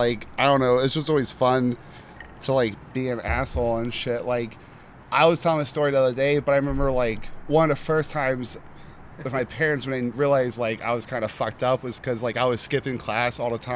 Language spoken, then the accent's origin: English; Orlando, Florida, United States; Yeah, originally from Orlando